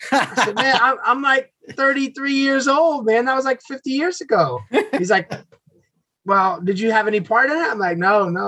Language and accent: English; United States; moved away as an adult; now in Vietnam; I'm American.